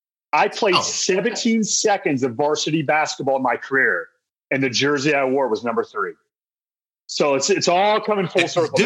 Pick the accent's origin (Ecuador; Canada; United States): United States; West Virginia; moved away as an adult; also born or lived in Athens, Ohio / Maryland / Lubbock, Texas / Kentucky; now in Ohio, United States; I grew up in West Virginia, born and raised West Virginia. Went to Ohio University in Athens.